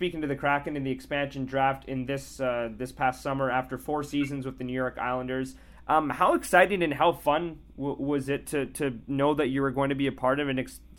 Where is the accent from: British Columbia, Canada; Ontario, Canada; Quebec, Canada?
Ontario, Canada; Ottawa; I'm from Ottawa.